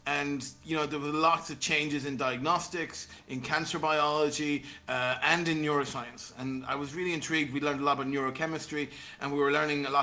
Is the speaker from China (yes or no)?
no; Castlerea, Connacht, Ireland; also born or lived in Galway; I'm from Castlerea in Roscommon.